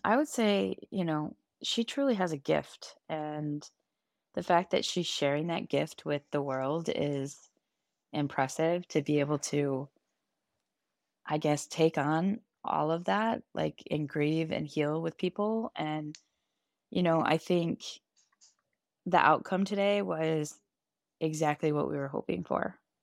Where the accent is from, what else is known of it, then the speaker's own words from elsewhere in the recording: Alexandria, Virginia, United States; I am from Alexandria, Virginia